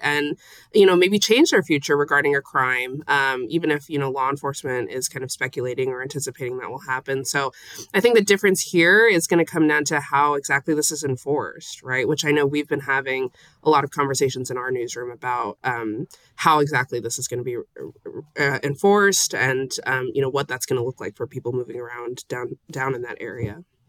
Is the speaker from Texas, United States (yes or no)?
no; Las Vegas, Nevada, United States; moved away as an adult; I'm, I'm from Las Vegas and, you know, I was born here and I actually used to go to school downtown